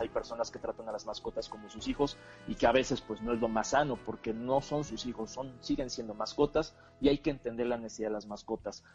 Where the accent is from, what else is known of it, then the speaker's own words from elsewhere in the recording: Mexico; lo que tenemos en común es que somos mexicanos